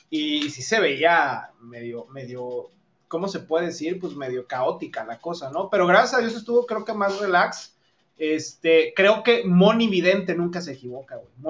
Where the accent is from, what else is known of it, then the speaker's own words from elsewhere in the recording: Monterrey, Nuevo León, Mexico; yo soy de Monterrey y mi querido Gama es de la Ciudad de México